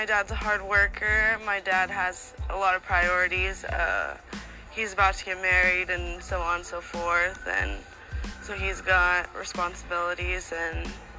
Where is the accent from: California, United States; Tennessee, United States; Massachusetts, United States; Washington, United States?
Washington, United States; now in Arizona, United States; Washington State.